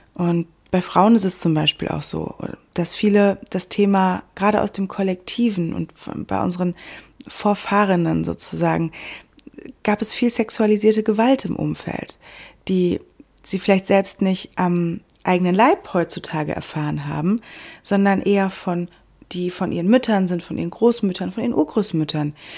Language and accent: German; Germany; bei uns in Deutschland